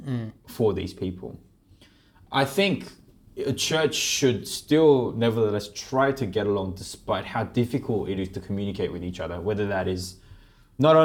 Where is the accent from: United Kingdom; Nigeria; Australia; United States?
Australia; also born or lived in Shanghai; I'm plenty Aussie, right? I'm very Australian. You know, yeah, I'm born and raised here